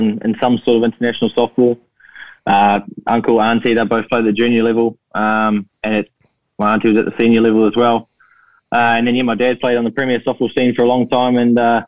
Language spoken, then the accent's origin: English; Auckland, New Zealand; I'm born and bred in Auckland, mate. Waitakere, to be specific.